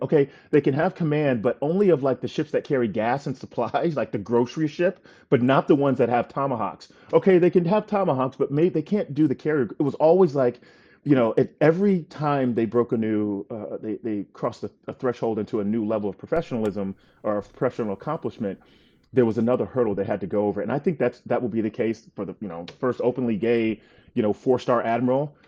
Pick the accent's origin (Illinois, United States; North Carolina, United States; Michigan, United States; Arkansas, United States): North Carolina, United States; moved away as an adult; also born or lived in Gaithersburg, Maryland / Poughkeepsie, New York; I was born in Gaithersburg, Maryland, where they were working, um, for I B M. We lived in Poughkeepsie, New York for a little while, uh, and when I was eight, we moved to North Carolina